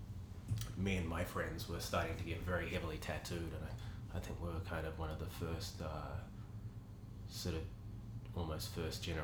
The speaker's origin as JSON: {"language": "English", "region": "Auckland", "country": "New Zealand", "tie": "born or raised there", "said": "I grew up in Grey Lynn, actually only about three blocks from Merv's shop at that time, which was on Richmond Road"}